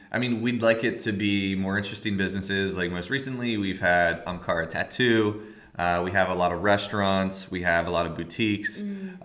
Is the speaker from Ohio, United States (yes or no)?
no; outside of Philadelphia, Pennsylvania, United States; now in Philadelphia, United States; I'm from outside of Philly.